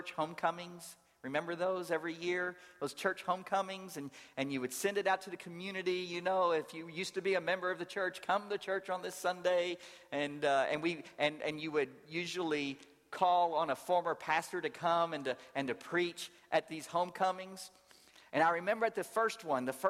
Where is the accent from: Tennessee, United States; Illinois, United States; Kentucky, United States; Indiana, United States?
Kentucky, United States; Louisville; moved away as an adult; also born or lived in New Orleans, Louisiana / rural Georgia; now in Atlanta, United States; I grew up in Louisville, Kentucky